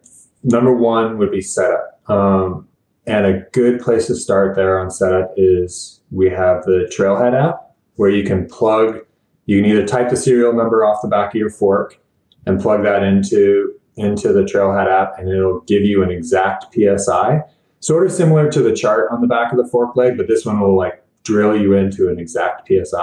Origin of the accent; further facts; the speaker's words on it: Bellingham, Washington, United States; moved away as an adult; also born or lived in Colorado Springs, Colorado; I needed to move back to my hometown of Bellingham, Washington